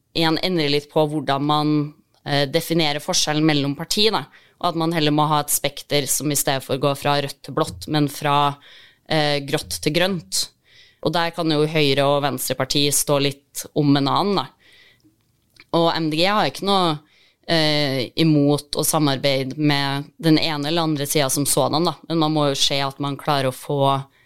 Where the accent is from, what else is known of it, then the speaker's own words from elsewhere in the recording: Trondheim, Trøndelag, Norway; jeg er fra Trondheim